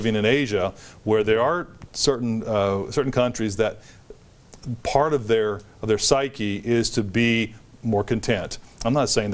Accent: United States; as an American

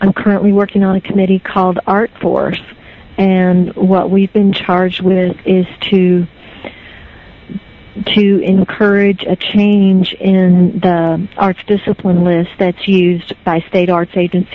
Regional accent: Meade County, Kentucky, United States; now in Frankfort, United States; I grew up in Meade County

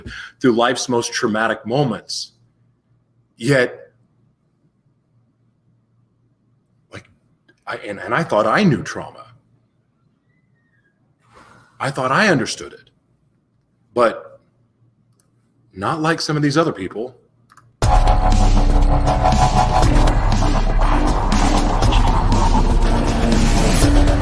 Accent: Oklahoma City, Oklahoma, United States; moved away; also born or lived in Los Angeles, California / South Florida / Taos, New Mexico; I was born in Oklahoma City

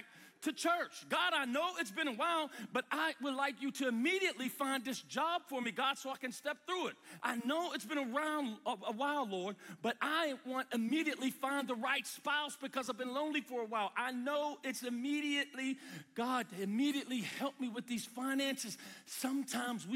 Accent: United States; from the United States

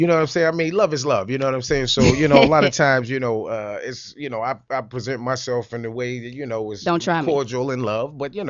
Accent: New York City, New York, United States; being I'm from Harlem.

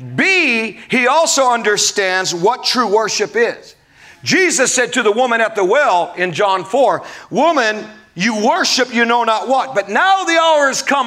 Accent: Omaha, Nebraska, United States; growing up in Omaha

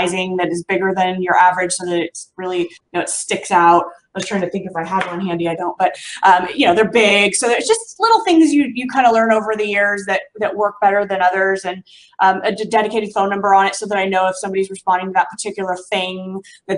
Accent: Southern California outside of LA, United States; It's a part of Southern California outside of LA, very tight knit community. It's my hometown here

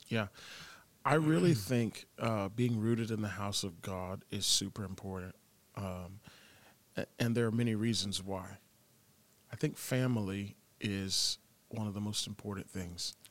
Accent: Tampa, Florida, United States; I grew up in Tampa

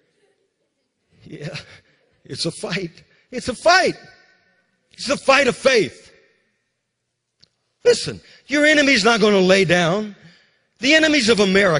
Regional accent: Louisiana, United States; also born or lived in Mississippi / Alabama; now in North Carolina, United States; I'm from Louisiana. He brought me to North Carolina

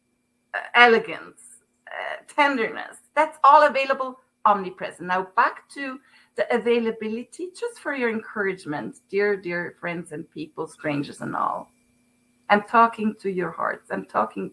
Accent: Zurich, Switzerland; English is a second language; moved away as an adult; now in United States; I'm from Switzerland, Zurich

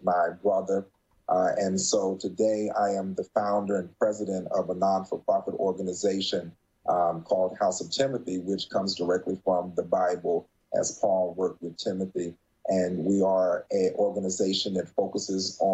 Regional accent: Morehead City, North Carolina, United States; moved away; also born or lived in Florida; I joined some of the Men's Republicans Club in my hometown, Morehead City, North Carolina.

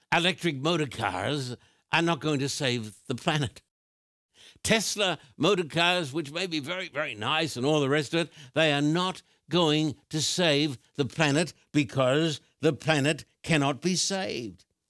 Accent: Australia; I've just come from Australia

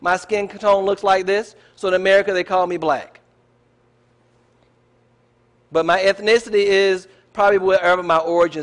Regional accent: United States; our culture is American. I'm an American.

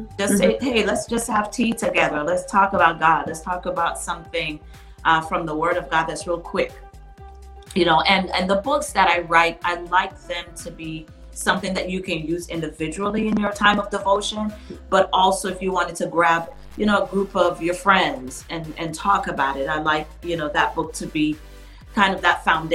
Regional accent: U.S. Virgin Islands; when I was growing up in the Virgin Islands, it was like you couldn't even leave the house without drinking tea

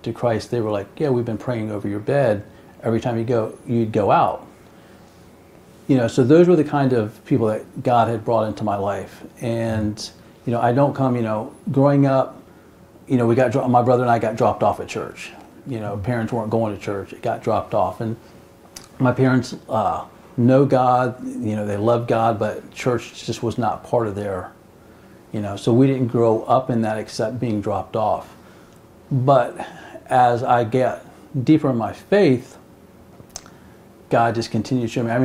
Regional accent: West Palm Beach, Florida, United States; I was born and raised in West Palm Beach, Florida

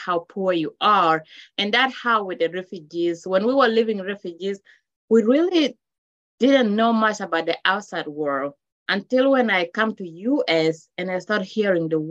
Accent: South Sudan; now in United States; I am Luo from South Sudan.

